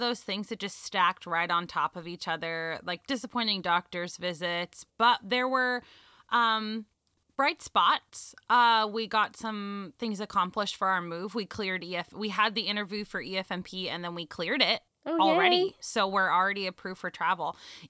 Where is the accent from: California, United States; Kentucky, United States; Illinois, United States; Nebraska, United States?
California, United States; Los Angeles; I'm from Los Angeles